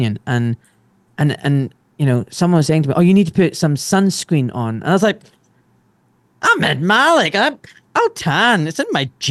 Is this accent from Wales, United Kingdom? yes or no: no; Glasgow, Scotland, United Kingdom; I grew up in Glasgow and the only brown kid in school